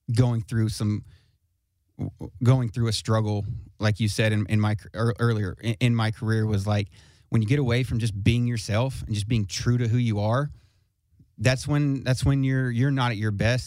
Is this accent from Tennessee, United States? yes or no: yes; Smyrna, Tennessee, United States; I'm from Smyrna, Smyrna, Tennessee, which is not too far from here